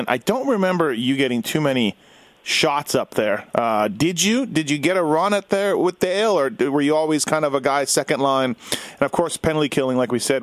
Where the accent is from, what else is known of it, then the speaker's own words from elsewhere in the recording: Winnipeg, Manitoba, Canada; I grew up in Winnipeg